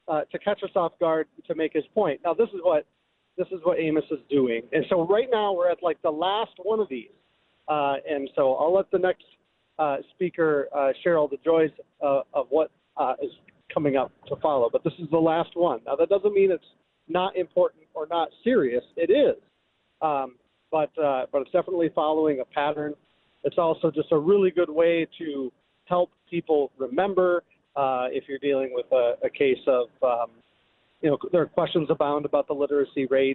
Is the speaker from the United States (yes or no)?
yes; Minnesota, United States; I grew up in Minnesota